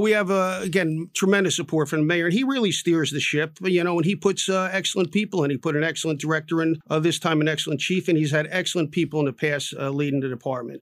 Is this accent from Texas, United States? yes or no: no; Newark, New Jersey, United States; I was born in Newark, raised in Newark